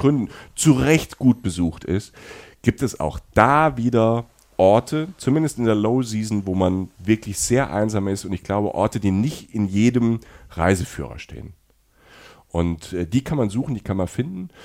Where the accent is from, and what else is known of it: Cologne, North Rhine-Westphalia, Germany